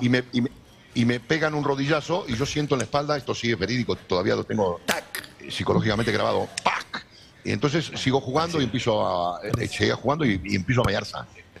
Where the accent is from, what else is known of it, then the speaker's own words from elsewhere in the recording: Buenos Aires, Argentina; now in Spain; ahí donde me crié yo, en, en la calle Be-, Virrey del Pino